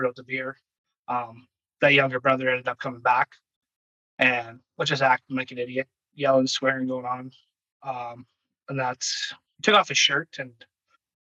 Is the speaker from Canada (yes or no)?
yes; Virden, Manitoba, Canada; also born or lived in Lethbridge, Alberta / northern Alberta; I grew up in Vernon, Manitoba